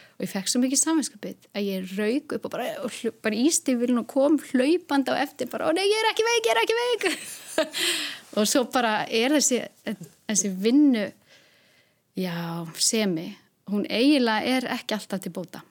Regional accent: Hólmavík, Westfjords, Iceland; ég er frá Hólmavík

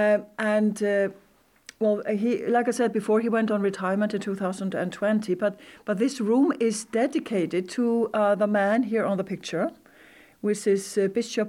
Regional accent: Iceland; I could say full-blood Icelandic

